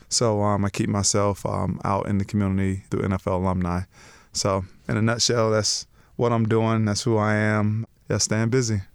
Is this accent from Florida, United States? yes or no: yes; Lakeland, Florida, United States; moved away as an adult; also born or lived in Denver / Miami; now in Chicago, United States; I grew up in Lakeland, Florida. Um, was there, born and raised, first eighteen years of my life.